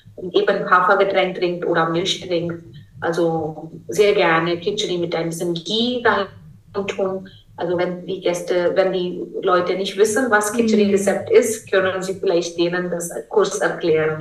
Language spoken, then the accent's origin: German; India; German is a second language; now in Germany; ich bin Inderin